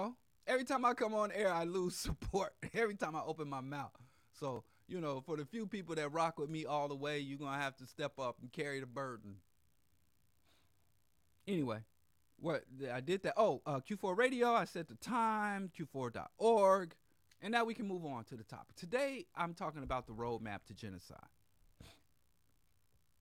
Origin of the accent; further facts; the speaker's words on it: Missouri, United States; I was born and raised in Missouri